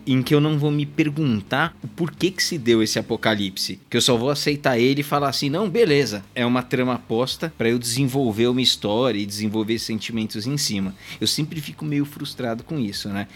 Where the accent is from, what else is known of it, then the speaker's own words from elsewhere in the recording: Brazil; nós três somos brasileiros, eu sou o único no Brasil